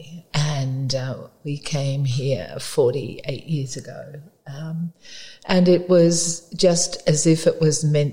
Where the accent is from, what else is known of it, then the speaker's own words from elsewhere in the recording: Sydney, New South Wales, Australia; now in Barossa Valley, Australia; I grew up in Sydney, in the western suburbs of Sydney